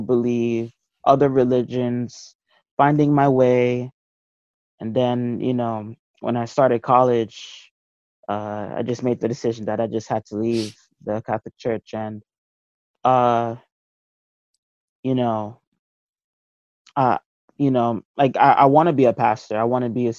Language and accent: English; Nigeria; now in United States; I'm from Nigeria. I was born there.